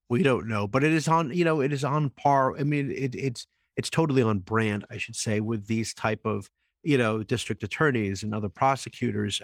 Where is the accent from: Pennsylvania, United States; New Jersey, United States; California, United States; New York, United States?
New Jersey, United States; I grew up in New Jersey